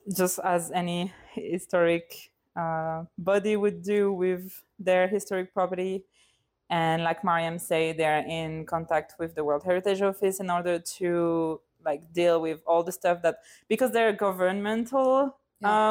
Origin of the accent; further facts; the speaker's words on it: Lille, Hauts-de-France, France; now in London, United Kingdom; I uh, come from France, Lille in the north, and I live in London.